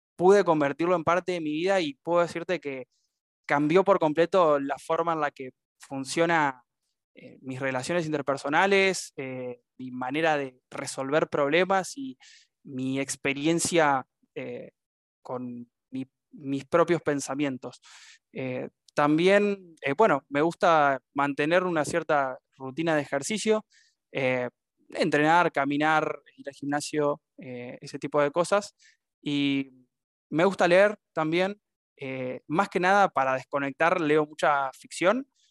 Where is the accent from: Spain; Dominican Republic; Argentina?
Argentina; now in Paraná, Argentina; Soy de Argentina, nacido y criado y actualmente viviendo en la ciudad de Paraná, Entre Ríos